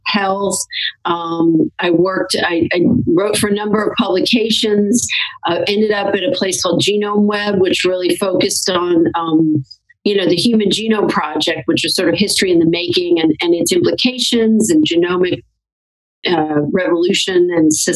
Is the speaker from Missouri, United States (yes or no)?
yes; St. Louis, Missouri, United States; I grew up in St. Louis, Missouri